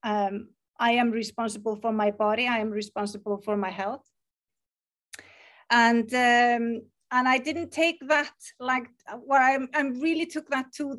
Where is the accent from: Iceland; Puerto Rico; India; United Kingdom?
Iceland; English is a second language; I am from Iceland